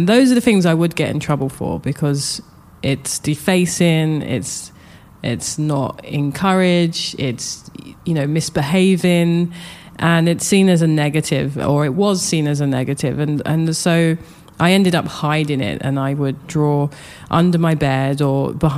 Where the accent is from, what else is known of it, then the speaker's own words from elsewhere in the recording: London, United Kingdom; moved away as an adult; also born or lived in Japan / New York; I grew up in London, Southeast London